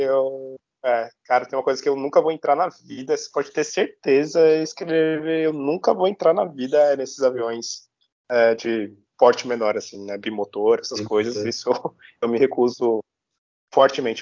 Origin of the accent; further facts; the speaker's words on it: Brazil; sendo brasileiro e cientista